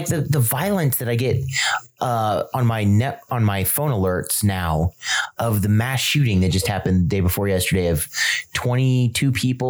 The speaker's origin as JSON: {"language": "English", "town": "Whiteland", "region": "Indiana", "country": "United States", "tie": "born or raised there", "also_born_or_lived": "Noblesville, Indiana", "lives_now": "Greenwood, United States", "said": "I grew up in Whiteland, Noblesville and Whiteland. Then we moved up here to Greenwood."}